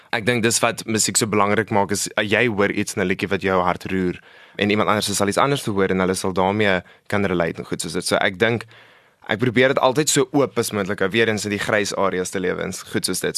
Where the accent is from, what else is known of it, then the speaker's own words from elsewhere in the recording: Centurion, Gauteng, South Africa; ek is van Centurion af. Ek bly daarso maar my hele lewe. Ek ek dink ons het daartoe getrek toe ek 4 was.